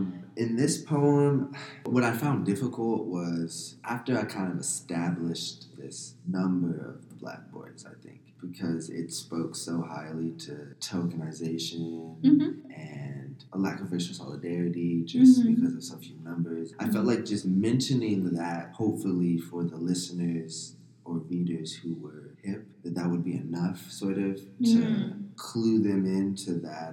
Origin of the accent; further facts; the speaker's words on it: Avondale, Arizona, United States; I grew up in Avondale, Arizona.